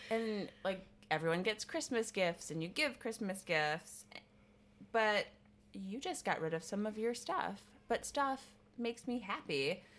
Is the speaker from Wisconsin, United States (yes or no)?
yes; Wisconsin, United States; I'm from the Midwest. I'm from Wisconsin.